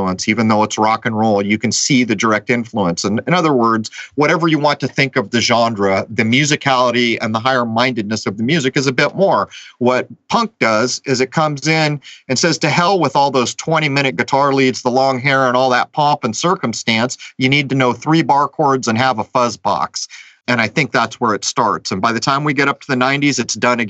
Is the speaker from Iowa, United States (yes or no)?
no; San Diego, California, United States; my hometown of San Diego